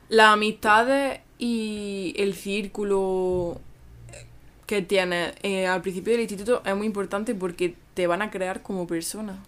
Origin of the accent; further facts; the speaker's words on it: Spain; si soy de España